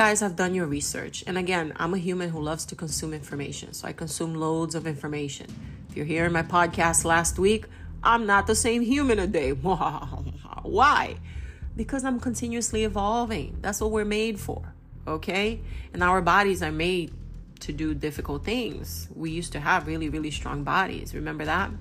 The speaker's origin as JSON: {"language": "English", "town": "Belém", "region": "Pará", "country": "Brazil", "tie": "born or raised there", "also_born_or_lived": "United States", "moved": "yes", "said": "I am Brazilian American. I grew up part of my life in Brazil, and I'm from Belém do Pará, which is right next to the Amazon."}